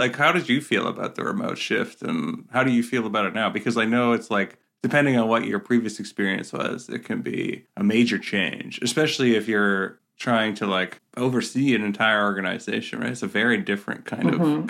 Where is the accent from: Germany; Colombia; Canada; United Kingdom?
Canada; I'm Canadian